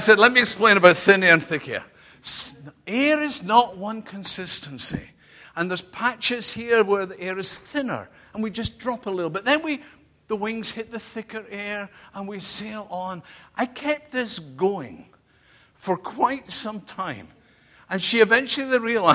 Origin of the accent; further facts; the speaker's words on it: United Kingdom; I'm British